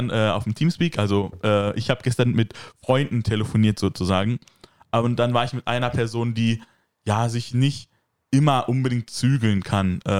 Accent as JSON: {"language": "German", "country": "Turkey", "said": "ja, aber ich bin auch Türke und so, Deutsche machen das auch."}